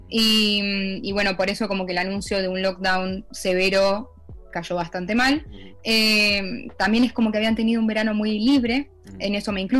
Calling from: The Hague, South Holland, Netherlands; Sí, desde La Haya.

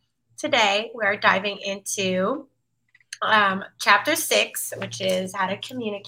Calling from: Washington, District of Columbia, United States; co-founder of Sultry Sisters. I'm drinking Agua H2O, and I'm tuning in from DC.

